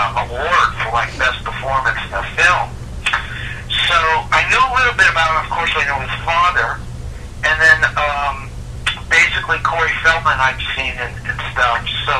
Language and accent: English; San Francisco Bay Area, Northern California, United States; growing up in Northern California back in the 70s